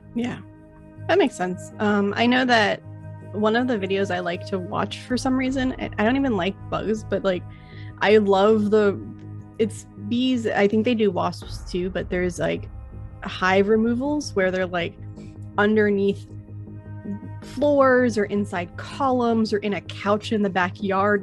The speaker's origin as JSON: {"language": "English", "region": "Florida", "country": "United States", "said": "I'm from Florida"}